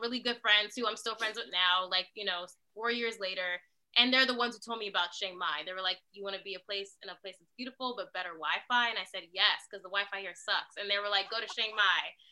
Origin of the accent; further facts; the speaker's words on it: New York, United States; moved away as an adult; also born or lived in Los Angeles; I'm originally from New York.